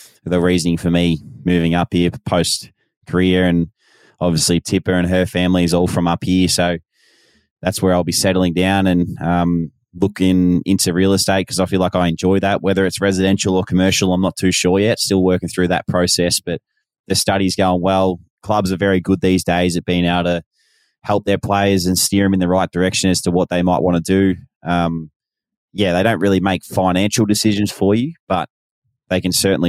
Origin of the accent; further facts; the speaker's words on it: Sydney, New South Wales, Australia; now in Queensland, Australia; my state of origin is actually New South Wales, because I was born in Sydney